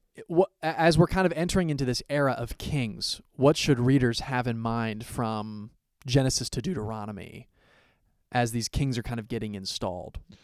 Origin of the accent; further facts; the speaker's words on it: Columbus, Ohio, United States; I have been born and raised in Columbus, Ohio my whole life